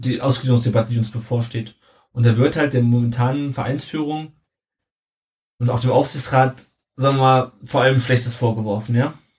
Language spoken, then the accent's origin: German; Southern Hesse, Germany; wir kommen beide aus Südhessen